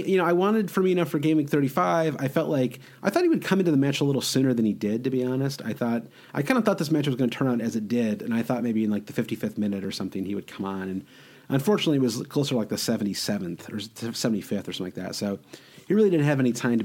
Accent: Prague, Czechia; I'm from Prague

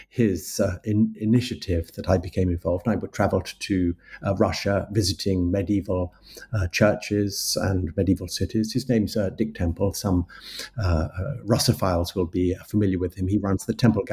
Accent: London, United Kingdom; I'm a Londoner. I was born in London and I've lived in London for most of my life with a little foray into the countryside in my teenage years.

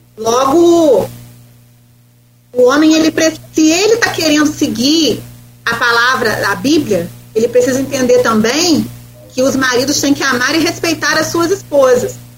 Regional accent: Brazil

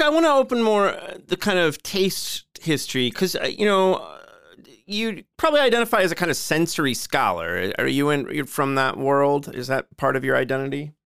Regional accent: Joliet, Illinois, United States; my hometown of Joliet.

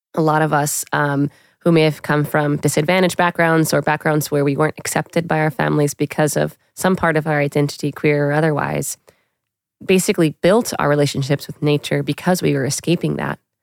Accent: New York City, New York, United States; I grew up in Queens, New York

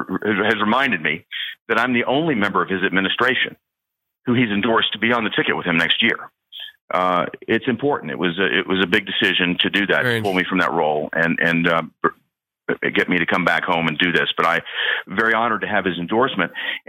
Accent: Tennessee, United States; Somebody who loves my home state of Tennessee

